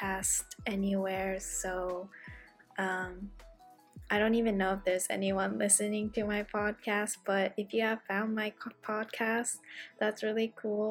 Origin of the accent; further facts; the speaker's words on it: San Francisco Bay Area, California, United States; I am from the San Francisco Bay Area